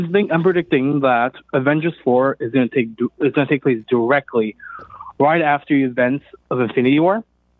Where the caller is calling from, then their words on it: California, United States; I'm calling from California.